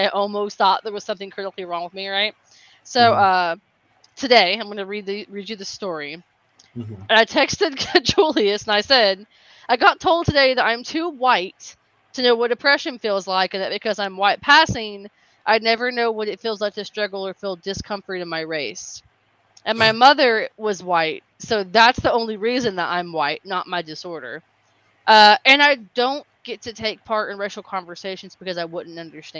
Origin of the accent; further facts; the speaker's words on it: the South, United States; I grew up in the South. And I am Hispanic, but I'm white passing.